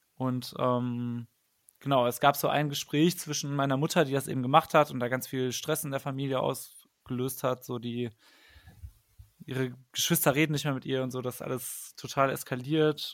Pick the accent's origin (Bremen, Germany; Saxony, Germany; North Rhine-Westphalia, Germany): North Rhine-Westphalia, Germany; Paderborn; moved away as an adult; now in Cologne, Germany; Ich komme nämlich eigentlich aus Paderborn gebürtig, aber wohne schon seit zehn Jahren in Köln.